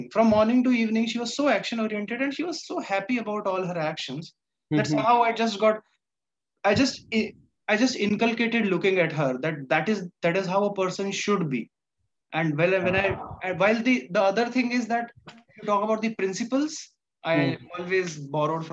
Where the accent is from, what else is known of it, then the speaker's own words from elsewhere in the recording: Gwalior, Madhya Pradesh, India; also born or lived in Morena, Madhya Pradesh; I was brought up in Gwalior completely.